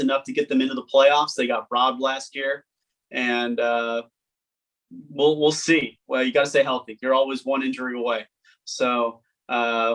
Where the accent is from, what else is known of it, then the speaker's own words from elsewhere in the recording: Westlake Village, California, United States; my hometown of Westlake Village